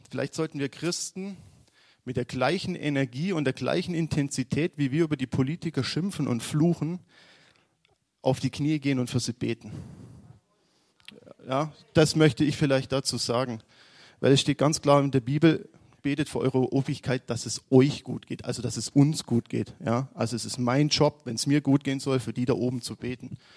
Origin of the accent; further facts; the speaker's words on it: Aalen, Baden-Württemberg, Germany; now in Munich, Germany; ihr wisst alle, dass ich noch nicht so lange in München bin. Mein Onkel ist Pastor in Kaufbeuren. Wir kommen eigentlich aus Aalen.